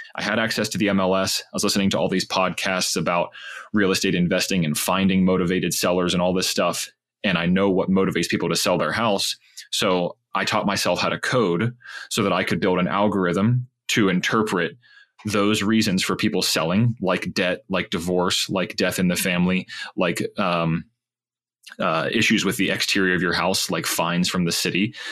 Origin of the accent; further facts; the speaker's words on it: Pittsburgh, Pennsylvania, United States; I grew up in Pittsburgh, Pennsylvania